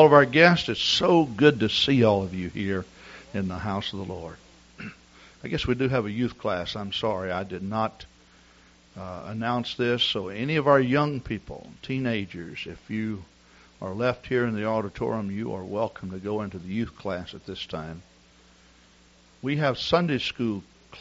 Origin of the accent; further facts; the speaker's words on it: Texas, United States; I'm from Texas.